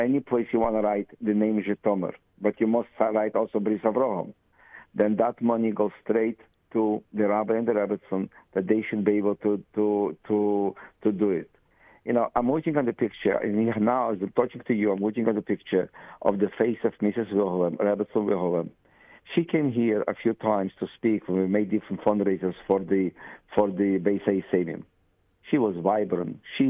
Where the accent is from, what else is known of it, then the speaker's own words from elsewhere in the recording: Russia; now in Israel; His father was carrying the suitcases from the bus to our apartment in 1970 when we came from Russia.